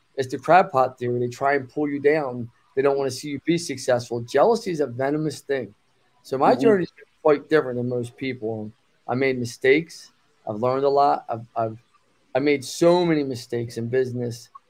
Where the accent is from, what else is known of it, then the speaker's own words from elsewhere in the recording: Philadelphia, Pennsylvania, United States; I was born in Northeast Philadelphia, Bucks County, born into a group home, foster care system